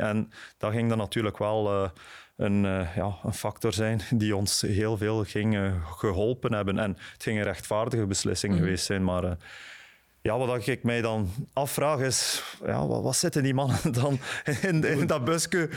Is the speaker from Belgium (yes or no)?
yes; Bruges, Flanders, Belgium; ik ben, ben van Brugge, ik ben van Sint-Andries